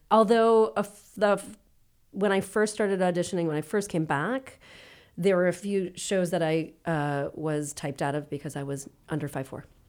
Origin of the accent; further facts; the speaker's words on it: Worcester, Massachusetts, United States; I grew up in Worcester